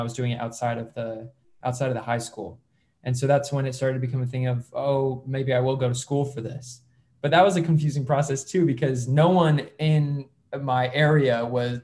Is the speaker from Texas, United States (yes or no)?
no; Syracuse, New York, United States; now in Los Angeles, United States; I was born in Syracuse, New York